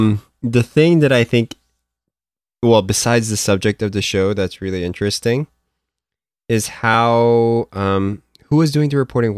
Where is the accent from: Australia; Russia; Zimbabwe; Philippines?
Philippines; moved away; me growing up in the Philippines, like whenever I had like this, I would be, I grew up with like American pop culture. Like I grew up watching like American cartoons and like, you know, Japanese cartoons and all that stuff.